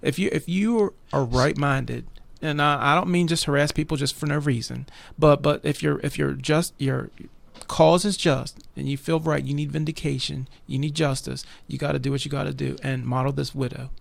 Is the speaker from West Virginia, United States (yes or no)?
yes; West Virginia, United States; I'm a West Virginia boy, been, lived here all my life